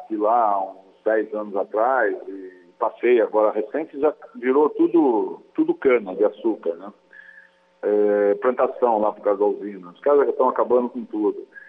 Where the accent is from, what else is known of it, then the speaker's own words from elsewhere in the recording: Capivari, São Paulo, Brazil; also born or lived in Porto Feliz; Eu nasci em Porto Feliz, né? Eu nasci, sou registrado em Porto Feliz, mas a minha infância toda foi em Capivari